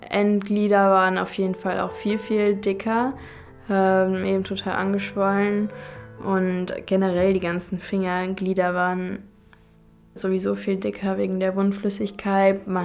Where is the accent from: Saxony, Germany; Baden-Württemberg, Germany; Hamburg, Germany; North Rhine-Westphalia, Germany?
North Rhine-Westphalia, Germany; Cologne; Also ich komme aus Köln und freue mich halt immer, wenn ich den Rhein und den Dom und einfach Köln